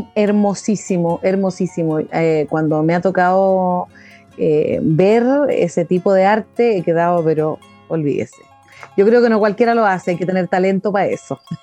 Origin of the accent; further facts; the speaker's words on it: Chile; como lo somos todas las chilenas